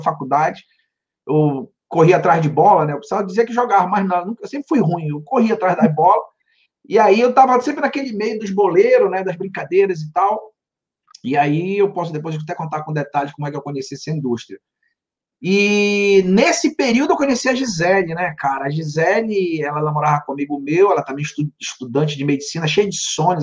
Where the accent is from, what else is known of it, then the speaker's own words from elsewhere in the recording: Pará, Brazil; also born or lived in Santarém, Pará / Belém, Pará; now in Miami, United States; Eu sou natural do Pará, do interior de uma cidade chamada Santarém, e com sete anos eu fui morar numa ilha.